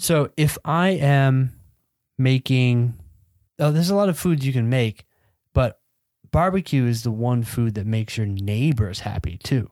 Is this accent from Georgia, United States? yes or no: yes; Georgia, United States; I grew up in Georgia.